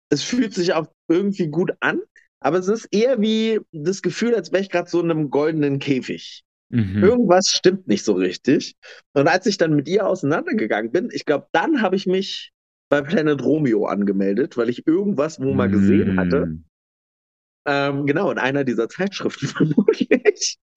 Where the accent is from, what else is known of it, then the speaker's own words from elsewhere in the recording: East Germany, Germany; habe ich aber tatsächlich erst äh, in Bayern erlebt, als dann tatsächlich ich andauernd so als Ossi abgestempelt wurde.